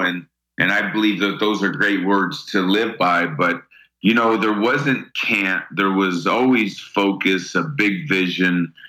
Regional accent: United States; we were just like any other kid growing up in New York, New Jersey

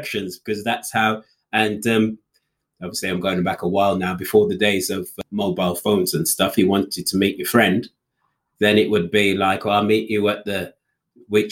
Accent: Walsall, West Midlands, United Kingdom; I was born in the West Midlands, a small town called Walsall

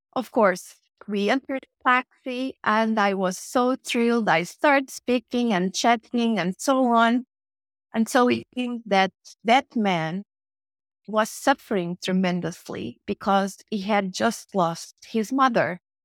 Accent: Portugal; moved away as an adult; also born or lived in Mozambique; now in Madrid, Spain; I was a very young child when I arrived in Portugal, um, that it was supposed to be my home country

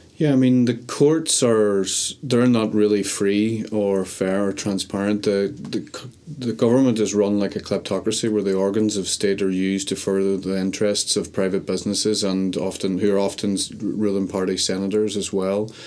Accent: Derry, Northern Ireland, United Kingdom; also born or lived in Cambodia; now in London, United Kingdom; I'm a documentary filmmaker originally from Derry.

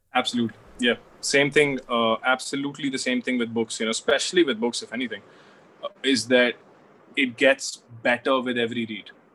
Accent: Delhi, India; I'm from Delhi

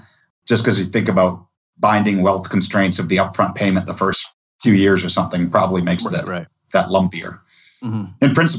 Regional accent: Massachusetts, United States; now in Texas, United States; And I was a migrant from Massachusetts to Texas. So the epitome of liberal state person who moves here.

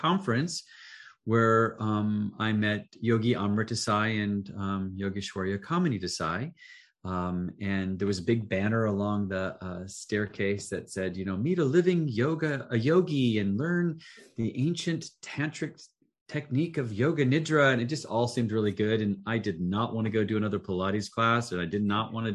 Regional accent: Council Bluffs, Iowa, United States; moved away; originally from Council Bluffs, Iowa, Pottawatomie County, very rural. My father was a funeral director. We lived in a funeral home

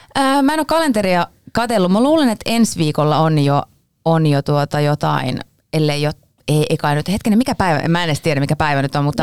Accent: Pori, Satakunta, Finland; now in Helsinki, Finland; Minä olen Porista lähtöisin

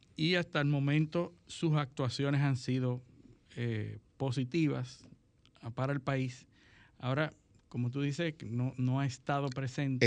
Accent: Dominican Republic

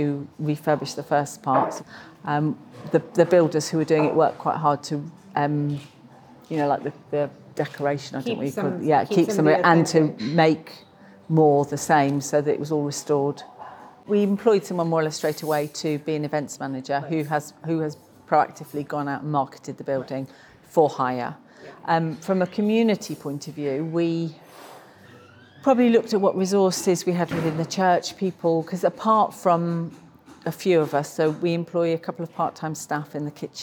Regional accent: Darlington, North East England, United Kingdom; moved away as an adult; now in Reading, United Kingdom; I came from Darlington, which is near south of Newcastle.

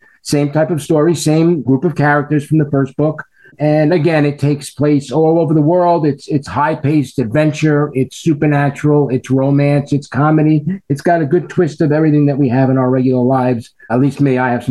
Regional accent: New York, United States; I'm an attorney from New York

